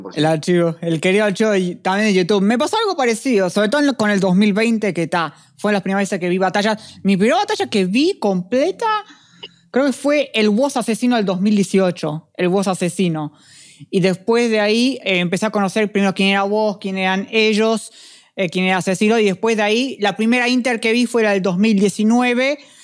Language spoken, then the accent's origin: Spanish; Uruguay; somos uruguayos